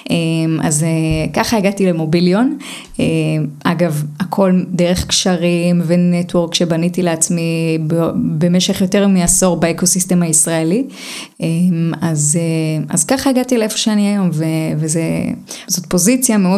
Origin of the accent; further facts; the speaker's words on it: Hadera, Haifa District, Israel; also born or lived in Romania; אז אני נולדתי ברומניה, עליתי לארץ, גדלתי בחדרה. בחדרה לא כל כך מדברים על יזמות וזה